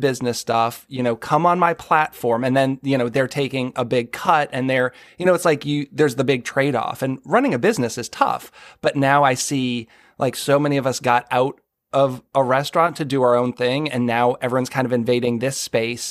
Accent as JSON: {"language": "English", "town": "Boston", "region": "Massachusetts", "country": "United States", "tie": "born or raised there", "moved": "yes", "lives_now": "Maryland, United States", "said": "As a Northerner, I grew up in the Boston area."}